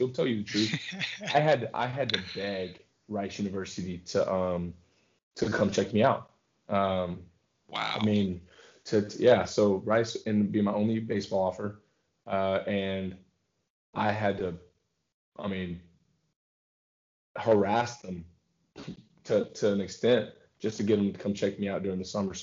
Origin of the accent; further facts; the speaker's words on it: Texas, United States; I'm from Texas